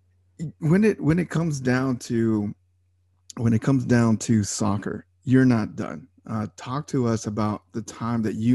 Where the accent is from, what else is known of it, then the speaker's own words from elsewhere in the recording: La Joya, Texas, United States; I grew up in La Jolla, Texas, down on the border